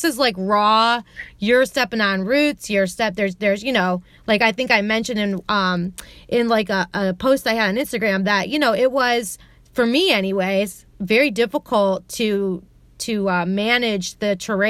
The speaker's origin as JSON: {"language": "English", "town": "Columbus", "region": "Ohio", "country": "United States", "said": "I'm from Columbus and there aren't a lot of trails here."}